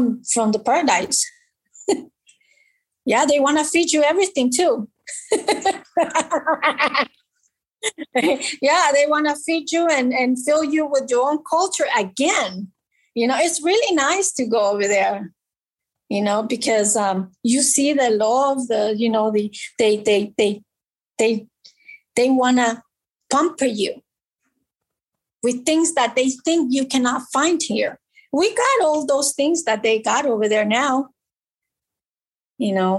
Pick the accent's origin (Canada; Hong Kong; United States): United States; born or raised there; also born or lived in El Salvador